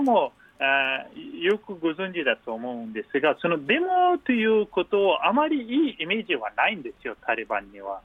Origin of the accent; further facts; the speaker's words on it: Afghanistan; Japanese is a second language; moved away as an adult; also born or lived in Matsudo, Chiba, Japan; now in Japan; 私、アフガニスタン出身の